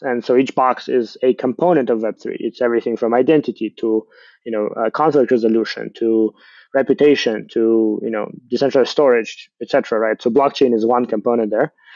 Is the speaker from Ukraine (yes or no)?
yes; Ukraine; I'm from Ukraine.